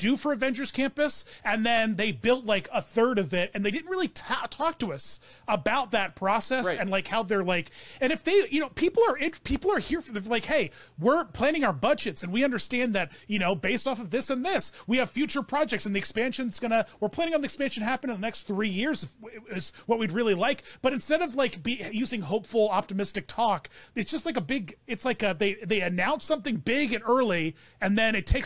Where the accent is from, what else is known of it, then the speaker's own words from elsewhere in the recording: United States; I'm an American.